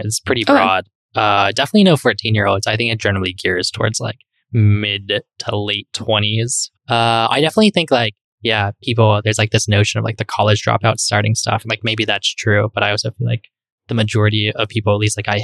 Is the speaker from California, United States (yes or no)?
yes; East Bay, Bay Area, California, United States; moved away as an adult; now in Miami, United States; I grew up in the Bay Area in the East Bay